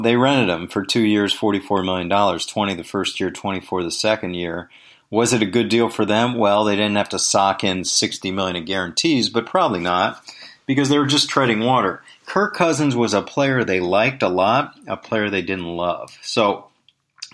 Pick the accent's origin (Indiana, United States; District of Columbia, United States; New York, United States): District of Columbia, United States; Washington; I was born and raised in Washington, D.C.